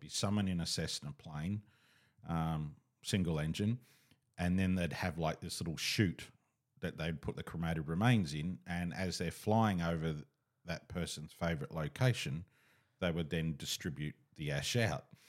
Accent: Katoomba, New South Wales, Australia; I was born in Katoomba

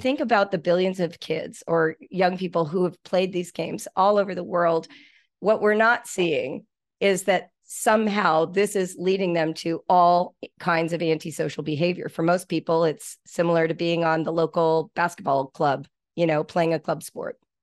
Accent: Malibu, California, United States; In the nineteen seventies, I grew up in Malibu Canyon

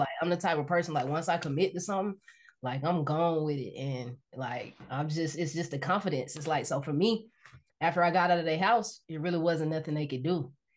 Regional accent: Decatur, Georgia, United States; moved away as an adult; now in Los Angeles, United States; I'm from Decatur, Georgia

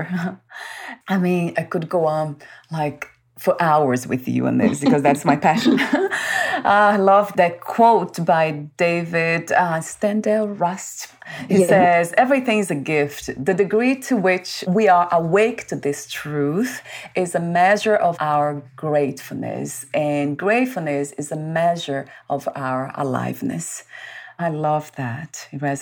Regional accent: Brazil; I was born in Brazil

